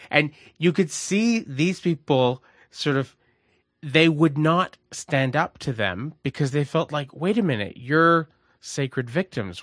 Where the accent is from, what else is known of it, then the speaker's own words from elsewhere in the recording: Canada; also born or lived in Baltimore / Montreal; growing up in Canada